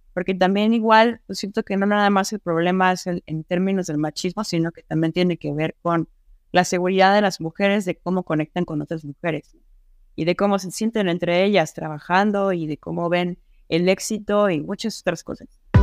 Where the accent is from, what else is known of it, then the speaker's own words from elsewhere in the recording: Mexico; acá en México